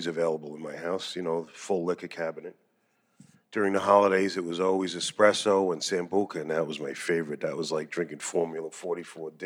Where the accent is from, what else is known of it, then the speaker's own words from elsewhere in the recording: Freeport, New York, United States; also born or lived in Oceanside, New York; I was born in Oceanside, grew up in Freeport.